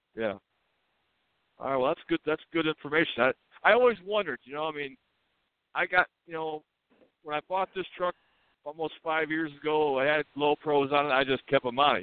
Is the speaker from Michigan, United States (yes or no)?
yes; Escanaba, Michigan, United States; I grew up in Escanaba there